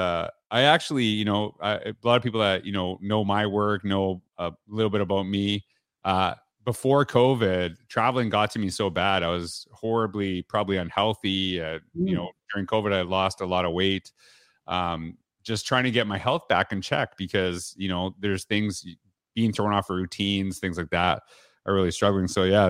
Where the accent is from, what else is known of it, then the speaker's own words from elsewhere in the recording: Canada; you know what? I'm from Canada. So I'll tell you straight up. Usually we know, Canadians know US geography better than the other way around.